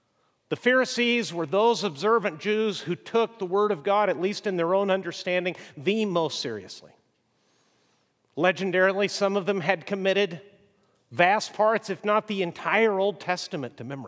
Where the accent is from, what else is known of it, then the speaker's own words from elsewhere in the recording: Mexico; As I've mentioned, I grew up in Mexico